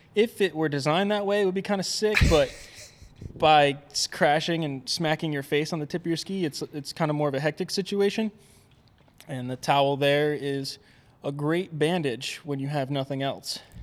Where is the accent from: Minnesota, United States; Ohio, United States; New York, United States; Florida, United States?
New York, United States; Albany; moved away; also born or lived in Vermont; I grew up outside of Albany, New York